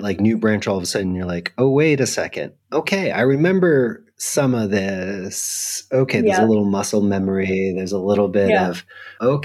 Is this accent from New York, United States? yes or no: yes; New York, United States; moved away as an adult; now in Europe; I'm a New Yorker